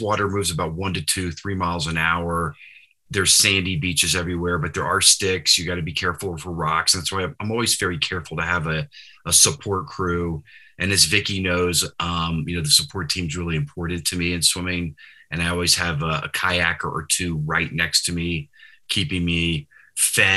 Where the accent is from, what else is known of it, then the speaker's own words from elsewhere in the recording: South Louisiana, United States; moved away; also born or lived in Boulder, Colorado; I started swimming at a very young age growing up in South Louisiana